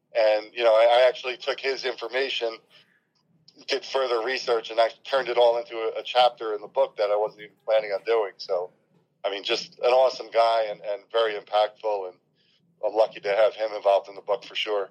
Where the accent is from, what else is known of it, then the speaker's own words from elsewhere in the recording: New Jersey, United States; I'm from North Jersey